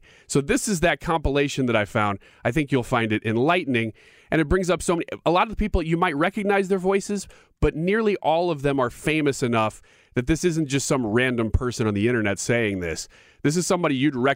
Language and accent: English; United States; as an American